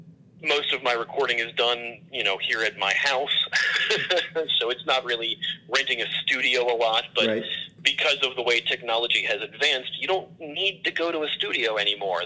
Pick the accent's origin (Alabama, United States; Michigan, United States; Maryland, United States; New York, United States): Maryland, United States; Baltimore; moved away as an adult; now in Chicago, United States; I'm originally from Baltimore, I moved to Chicago maybe about 3 years ago